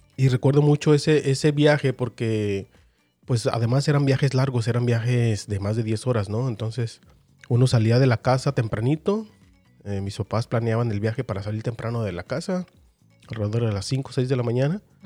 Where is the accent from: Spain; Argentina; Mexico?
Mexico; para quienes somos de México